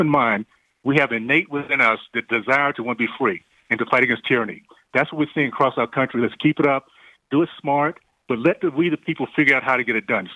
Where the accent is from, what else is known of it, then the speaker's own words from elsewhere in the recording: Deep South, United States; growing up in the Deep South in the 60s, days of segregation, KKK, I lived in a community